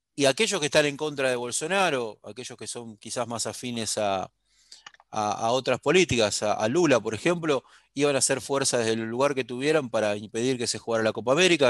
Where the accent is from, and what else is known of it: Argentina